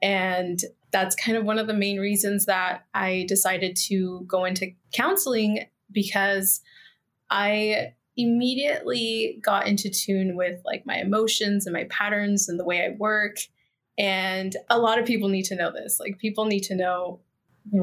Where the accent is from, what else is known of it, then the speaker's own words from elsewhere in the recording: United States; moved away as an adult; now in Mexico; I am part Mexican, I am American, but like ultimately like my soul is here in Mexico